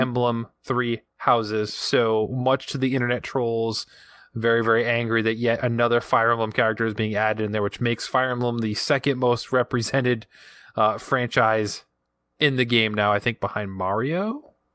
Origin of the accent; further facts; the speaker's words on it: Rhode Island, United States; accent: Rhode Island; my Rhode Island accent